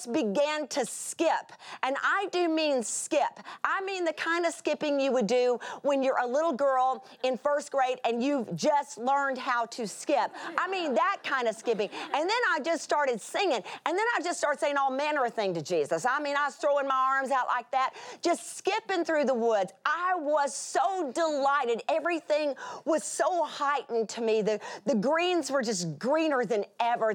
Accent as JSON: {"language": "English", "region": "South Texas", "country": "United States", "said": "I come from South Texas"}